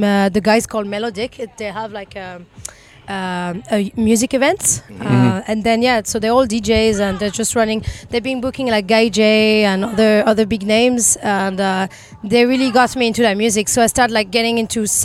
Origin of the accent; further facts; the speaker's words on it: France; moved away as an adult; also born or lived in Ireland; now in Vancouver, Canada; I'm from France. I've been living in Ireland for 9 years.